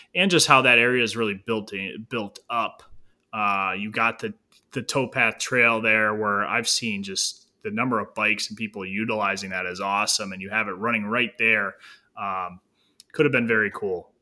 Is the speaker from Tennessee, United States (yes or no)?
no; Northeast Ohio, United States